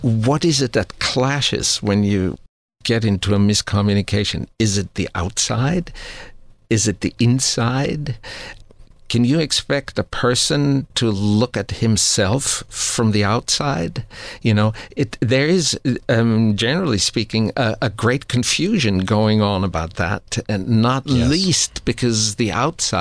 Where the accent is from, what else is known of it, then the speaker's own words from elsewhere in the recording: Austria; moved away; I grew up Roman Catholic because I grew up in Austria.